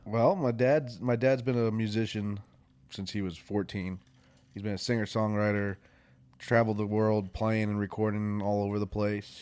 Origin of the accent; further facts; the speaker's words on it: Warwick, New York, United States; moved away as an adult; also born or lived in New Jersey / Florida / West Virginia; now in Nashville, United States; I grew up in Warwick, New York, where it's farm town